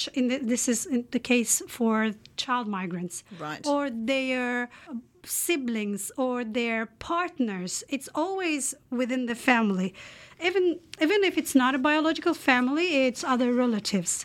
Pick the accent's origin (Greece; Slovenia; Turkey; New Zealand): Turkey; English is a second language; moved away as an adult; now in Canada; I come from the Republic of Turkey